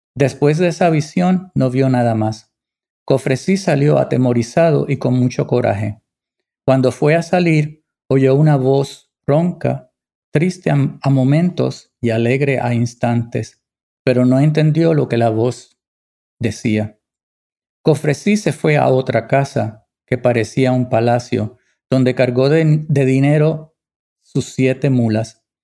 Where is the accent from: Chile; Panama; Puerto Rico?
Puerto Rico; mi tierra